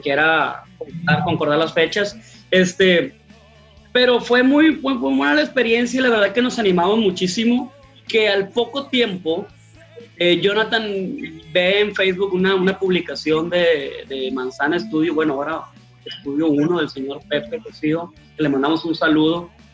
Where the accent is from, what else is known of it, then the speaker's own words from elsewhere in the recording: Culiacán, Sinaloa, Mexico; como buenos mexicanos o como buenos culichis